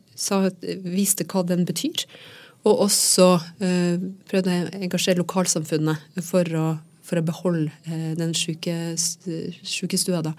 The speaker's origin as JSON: {"language": "Norwegian", "region": "Troms og Finnmark", "country": "Norway", "tie": "born or raised there", "said": "nabokommunen der jeg vokste opp"}